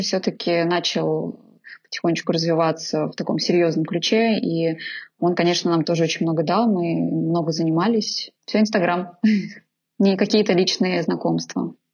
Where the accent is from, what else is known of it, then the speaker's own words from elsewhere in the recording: Naberezhnye Chelny, Tatarstan, Russia; now in Moscow, Russia; в Татарстане, в Набережных-Челнах, откуда я родом